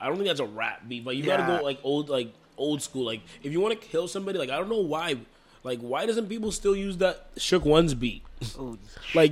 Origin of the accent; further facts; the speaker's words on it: Toronto, Ontario, Canada; moved away; I'm originally from Toronto, so like my cousins like put me on